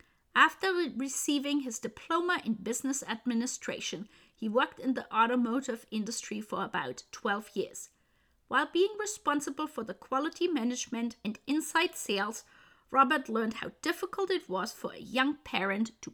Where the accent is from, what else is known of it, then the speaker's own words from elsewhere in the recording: Bavaria, Germany; when I was growing up in Germany and Bavaria